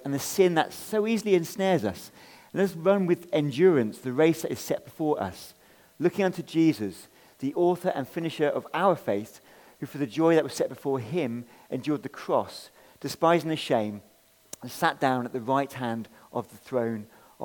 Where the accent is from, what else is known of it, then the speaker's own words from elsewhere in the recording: England, United Kingdom; I'm an English guy